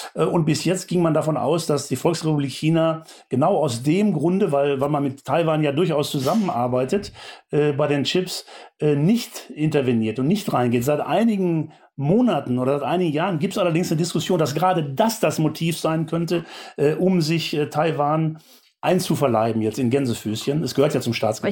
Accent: Germany; Wir äh, als Bundesbürgerinnen und Bundesbürger

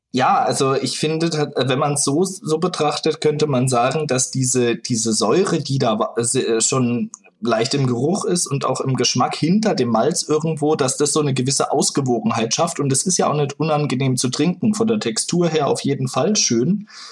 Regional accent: Freiburg, Baden-Württemberg, Germany; moved away as an adult; also born or lived in Nuremberg; now in Berlin, Germany; Ursprünglich aus Freiburg, aus der Region.

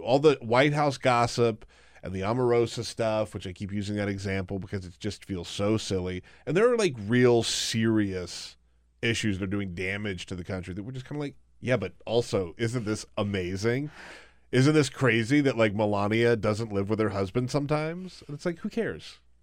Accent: South Carolina, United States; moved away; I'm from South Carolina

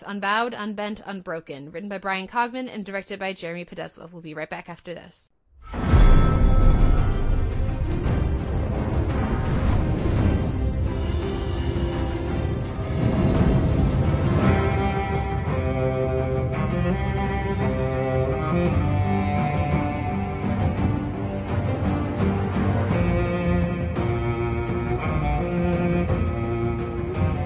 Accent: United States; I'm as an American

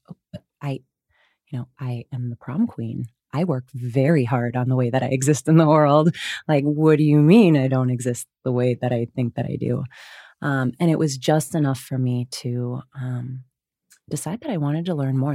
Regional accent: Wisconsin, United States; grew up in Wisconsin, uh, you'll hear the hard vowels

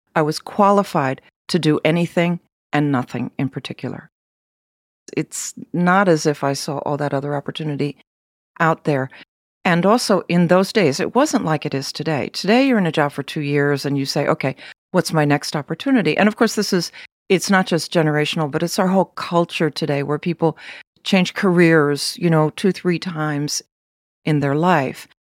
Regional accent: United States; the American that I was

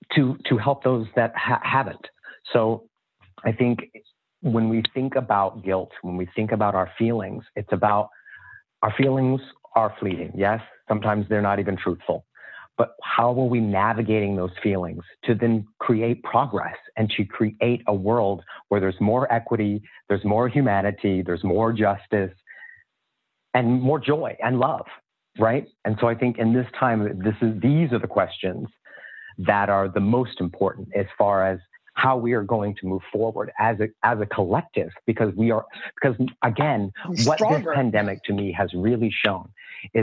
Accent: Indiana, United States; I grew up in Indiana in an all-white town

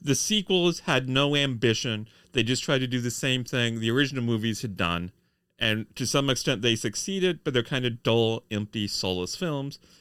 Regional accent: United States; we're Americans

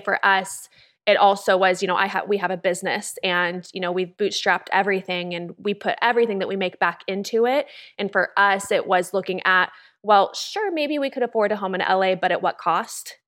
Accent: California, United States; moved away as an adult; also born or lived in Los Angeles; now in Austin, United States; I'm from California originally.

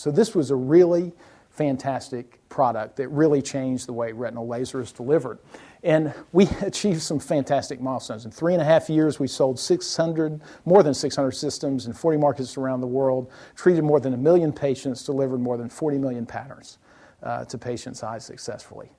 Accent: South Alabama, United States; moved away; I was born in South Alabama

